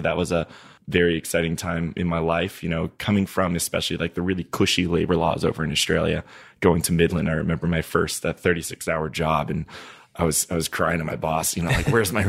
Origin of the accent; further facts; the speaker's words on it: Niger; So, yeah, I grew up in Niger. So I learned French when I was there in elementary school